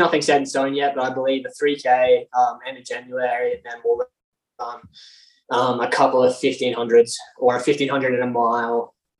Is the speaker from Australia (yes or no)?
yes; Alice Springs, Northern Territory, Australia; moved away; also born or lived in Toowoomba, Queensland; I actually grew up in Alice Springs.